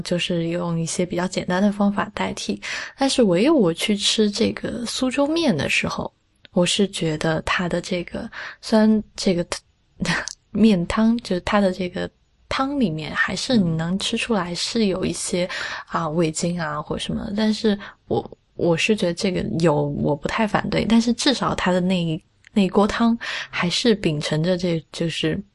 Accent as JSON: {"language": "Chinese", "region": "Sichuan", "country": "China", "said": "我是四川人嘛"}